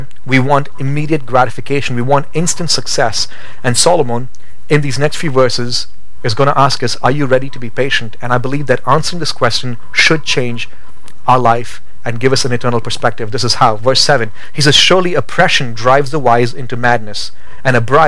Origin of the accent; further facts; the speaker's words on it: India; moved away as an adult; now in Boise, United States; Growing up in India